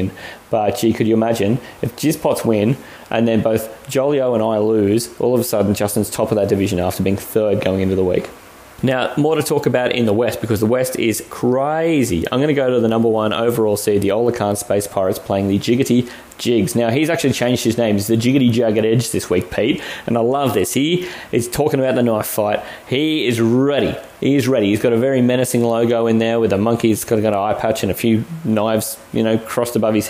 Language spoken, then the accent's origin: English; Australia; We're 100% Aussie